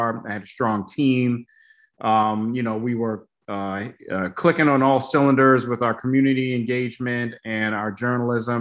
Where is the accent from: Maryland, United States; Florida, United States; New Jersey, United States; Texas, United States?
Maryland, United States; Baltimore; moved away; also born or lived in Syracuse; A good portion of my childhood in Section 8 housing in the Cherry Hill neighborhood in Baltimore